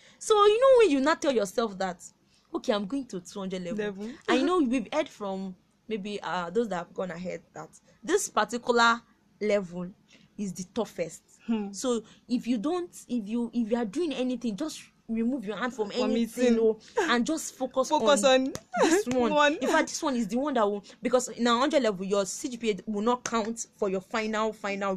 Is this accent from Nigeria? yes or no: yes; Kwara, Nigeria; I'm from Kwara State